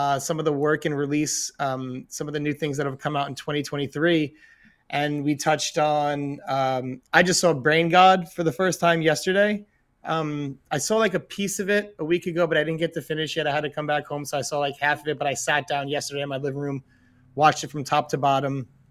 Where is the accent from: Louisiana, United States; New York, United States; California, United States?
New York, United States; as a New Yorker